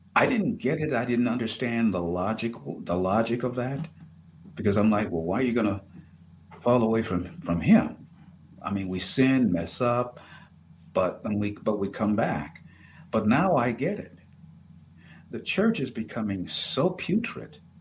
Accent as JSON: {"language": "English", "country": "United States", "said": "as an American"}